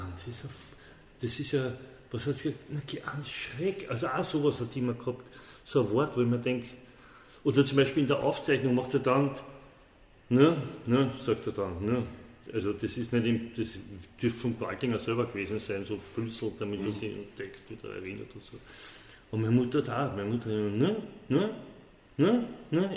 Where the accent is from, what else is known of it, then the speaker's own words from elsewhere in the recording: Vienna, Austria; also born or lived in Paris; meine, wienerische Wurzel, wo da bin ich im Favoriten aufgewachsen